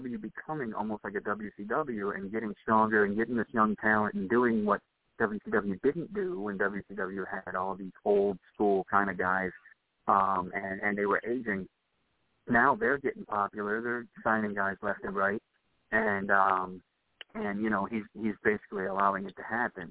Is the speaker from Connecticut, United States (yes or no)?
no; Albany, New York, United States; Albany is my hometown here in New York